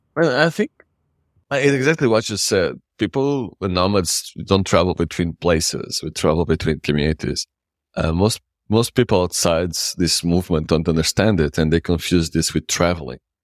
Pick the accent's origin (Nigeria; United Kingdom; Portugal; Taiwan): Portugal; Lisbon; English is a second language; moved away as an adult; now in Madeira, Portugal; I grew up in the city, I grew up in Lisbon